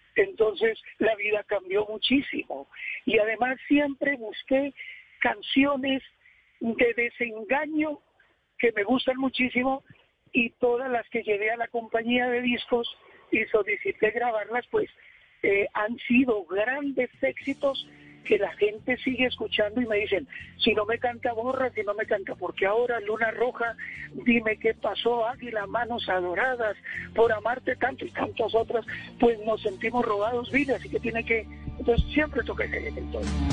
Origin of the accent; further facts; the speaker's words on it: Cartago, Valle del Cauca, Colombia; yo soy de Cartago, Valle del Cauca, y allá se escucha mucho la salsa